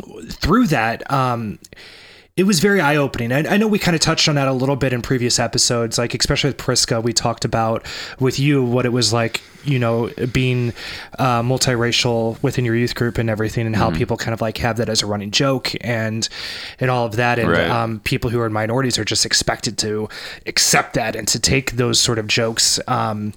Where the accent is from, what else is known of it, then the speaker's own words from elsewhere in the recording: Arnold, Missouri, United States; where I grew up in Arnold, Missouri